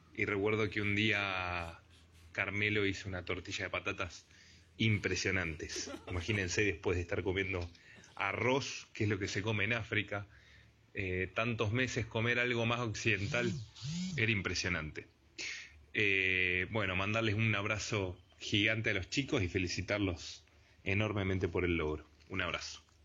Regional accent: Argentina; soy de Argentina

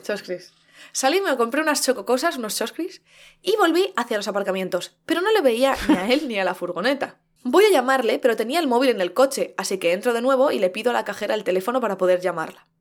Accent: Madrid, Community of Madrid, Spain; Como madrileña, como persona que nació en Madrid, en el centro de Madrid

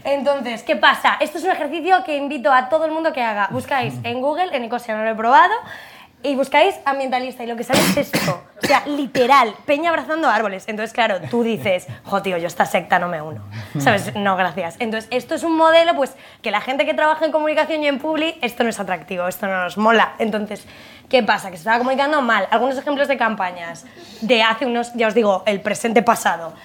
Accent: Madrid, Community of Madrid, Spain; somos madrileñas

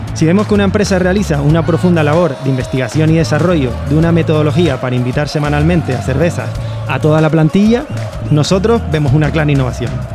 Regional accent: Canary Islands, Spain; moved away as an adult; now in Valencia, Spain; siendo canario

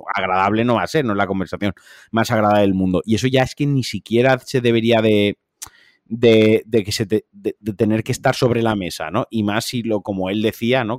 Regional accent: Valencian Community, Spain; soy valenciano

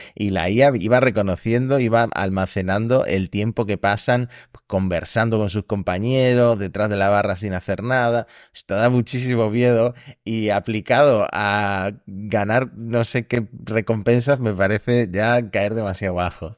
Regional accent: Argentina; now in Spain; soy argentino, pero llevo demasiado tiempo viviendo en España

